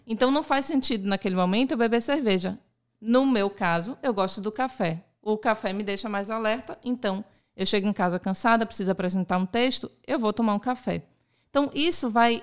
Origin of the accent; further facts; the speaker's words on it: Salvador, Bahia, Brazil; nasci em Salvador e eu é, vivencio essa cultura, eu nasci nessa cultura